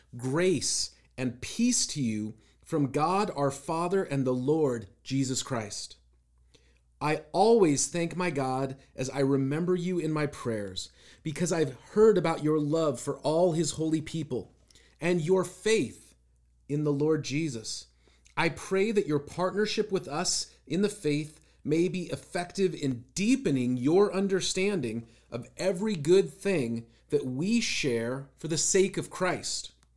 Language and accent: English; Seattle, Washington, United States; growing up in Seattle, I knew a bunch of people